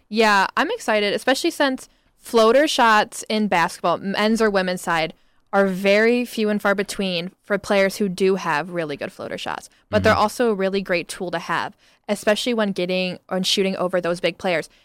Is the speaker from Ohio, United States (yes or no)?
yes; Oregon, Ohio, United States; from Oregon, Ohio.